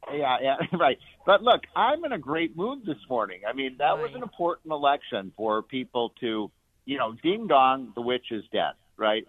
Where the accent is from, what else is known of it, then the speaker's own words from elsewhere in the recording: Chicago, Illinois, United States; a Chicagoan who spent, you know, all my years growing up in Chicago.